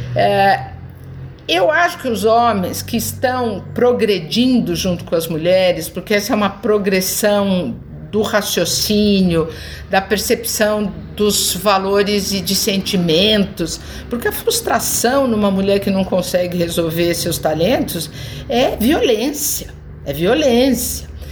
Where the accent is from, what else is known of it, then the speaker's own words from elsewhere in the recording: Brazil; Eu nasci aqui, brasileira sou